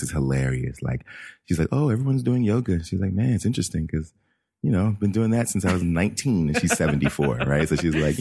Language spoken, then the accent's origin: English; East Coast, United States; I also grew up in an all black neighborhood on the East Coast